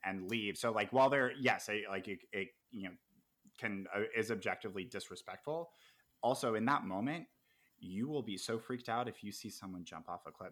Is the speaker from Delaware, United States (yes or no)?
no; El Dorado Hills, California, United States; I went to high school in El Dorado Hills.